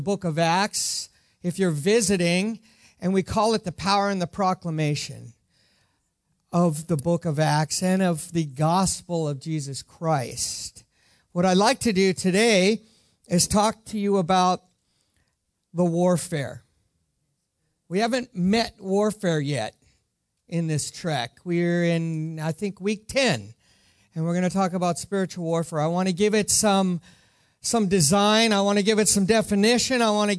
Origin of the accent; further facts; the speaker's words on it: Ireland; I am Irish, so I didn't wear any green because I'm actually exempt being Irish